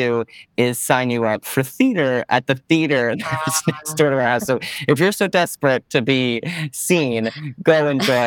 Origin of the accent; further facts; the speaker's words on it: Stamford, Connecticut, United States; moved away as an adult; now in New York City, United States; I grew up in Stamford, Connecticut